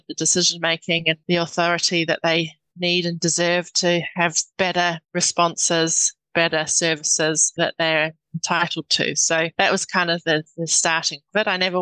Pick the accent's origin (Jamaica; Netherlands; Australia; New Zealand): New Zealand; moved away; I'm a New Zealander.